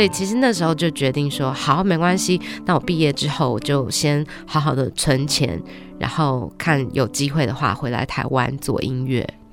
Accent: Australia; moved away as an adult; now in Taiwan; 我在台湾出生，七岁只是时候就跟爸爸妈妈移民到澳洲

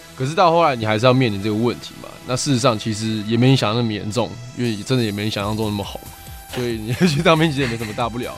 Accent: Taipei, Taiwan; 我曾经在木栅住过一段时间

